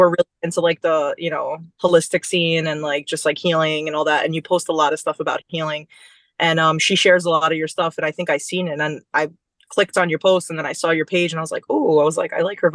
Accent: Long Island, New York, United States; also born or lived in Brooklyn / Bronx; then we moved to Long Island, and that's kind of where we settled

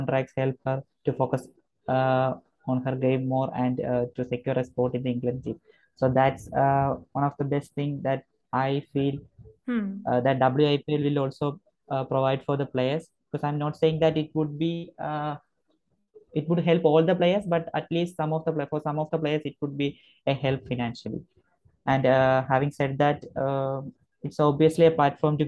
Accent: Kerala, India; I'm from Kerala

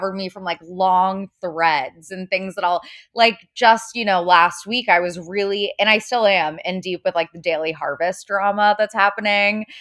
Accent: Cincinnati, Ohio, United States; now in New York, United States; I am a New York based writer. I am from Cincinnati, Ohio originally.

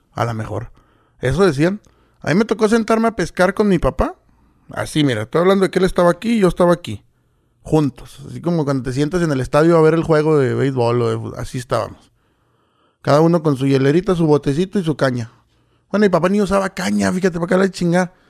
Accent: Villa Ahumada, Chihuahua, Mexico; ahí me crié en Bioma. Bueno, soy de ahí

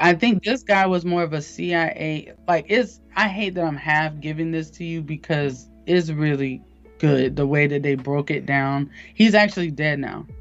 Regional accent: Eatonville, Florida, United States; I'm from Eatonville, Florida, which is um, the oldest black incorporated town in America

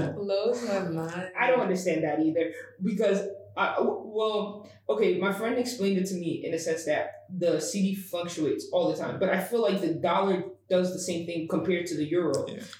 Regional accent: United States; now in Ghana; As an American

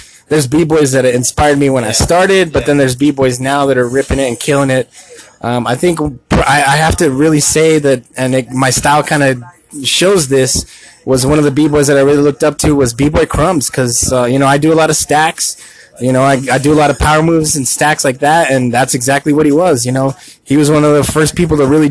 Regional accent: Tucson, Arizona, United States; I am a born and raised in Tucson

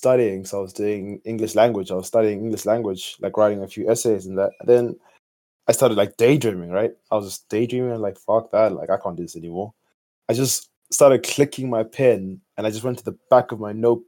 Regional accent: Botswana; moved away as an adult; now in Ireland; I came here last year from Botswana, because that's where I'm from originally

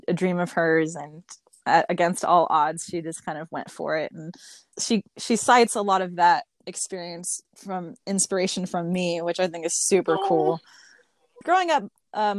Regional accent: Las Vegas, Nevada, United States; I grew up out in Las Vegas

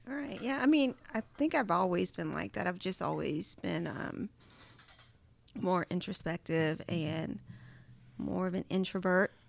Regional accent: Charles City County, Virginia, United States; moved away as an adult; now in Mississippi, United States; I am from Charles City County, Virginia. Now, if it's a city county in the actual name, that should tell you how small it is

